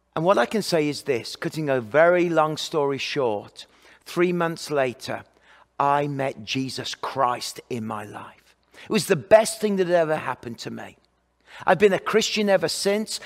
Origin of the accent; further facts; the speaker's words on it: England, United Kingdom; moved away; I'm from England